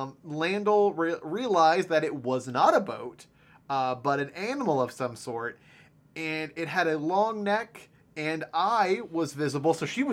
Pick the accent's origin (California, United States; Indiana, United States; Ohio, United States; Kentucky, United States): Ohio, United States; I'm from Ohio. This is a daily occurrence.